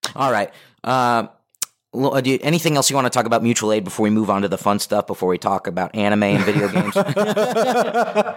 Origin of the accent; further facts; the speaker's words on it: Los Angeles, California, United States; I'm local, I'm from the Valley, I grew up here